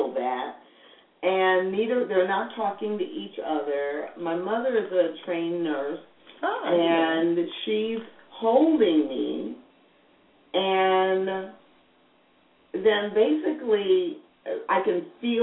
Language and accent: English; St. Louis, Missouri, United States; I'm African American, and I grew up in St. Louis